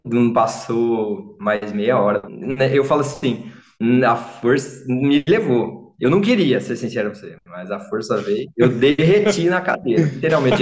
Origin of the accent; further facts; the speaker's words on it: Limeira, São Paulo, Brazil; sou de Limeira